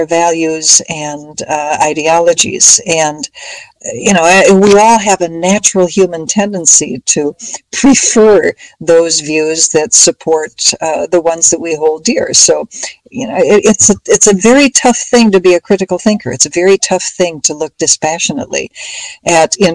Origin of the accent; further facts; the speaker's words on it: Minneapolis, Minnesota, United States; as a kid growing up in Minneapolis in Minnesota